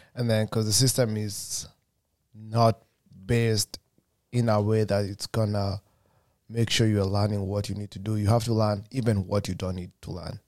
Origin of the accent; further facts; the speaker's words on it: Kenya; moved away as an adult; I'm from Kenya as well